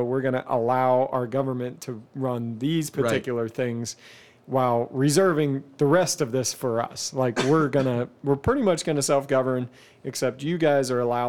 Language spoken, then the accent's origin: English; Canada; also born or lived in United States; But for me, I'm like, I'm Canadian and American. And I'm always like, can I be president?